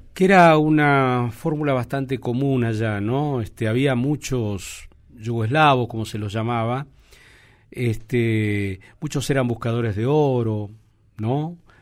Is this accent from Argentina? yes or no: yes; Argentina; nuestro país